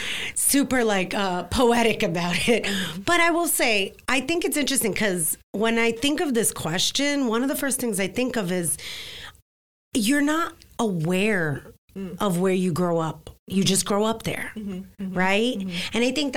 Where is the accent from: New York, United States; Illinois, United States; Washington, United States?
New York, United States; New York City; accent: Brooklyn; also born or lived in Lower Manhattan; I am born and raised in New York City, Brooklyn in particular. Mm-hmm. I was born in Brooklyn Hospital. I tell people, like, says it on the birth certificate, uh-huh. Brooklyn Hospital. Okay. And I was raised in Williamsburg.